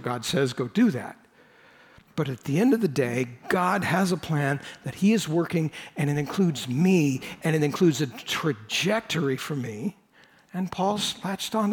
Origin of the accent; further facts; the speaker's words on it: United States; I was born in the United States